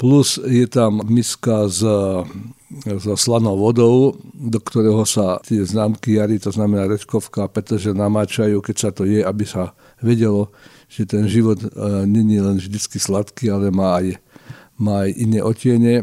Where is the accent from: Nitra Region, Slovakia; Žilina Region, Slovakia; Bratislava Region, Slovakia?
Žilina Region, Slovakia; Žilina; v mojom rodnom meste